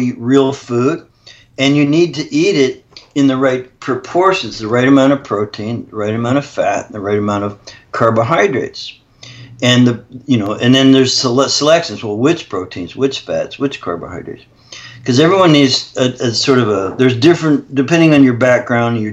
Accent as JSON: {"language": "English", "country": "Canada", "said": "I'm actually Canadian"}